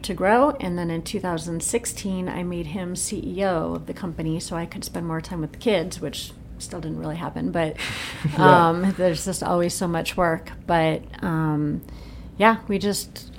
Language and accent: English; Rockford, Illinois, United States; moved away as an adult; also born or lived in Chicago, Illinois / Utah; now in Anderson, Indiana, United States; I'm from Rockford, Illinois, right outside Chicago